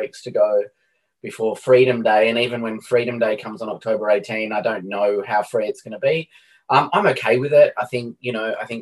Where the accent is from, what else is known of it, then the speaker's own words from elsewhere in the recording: Canberra, Australian Capital Territory, Australia; I grew up in Canberra.